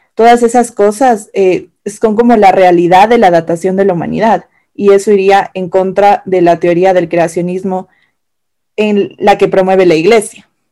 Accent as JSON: {"language": "Spanish", "country": "Ecuador", "said": "nosotras somos ecuatorianas, orgullosamente ecuatorianas"}